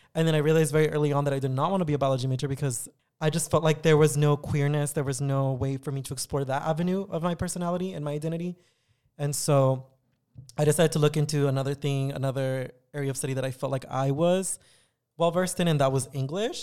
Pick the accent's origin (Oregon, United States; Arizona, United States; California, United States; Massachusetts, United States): California, United States; San Diego; also born or lived in Tijuana, Mexico / Riverside, California; I had spent most of my childhood in San Diego, going to school in San Diego until eventually I graduated from high school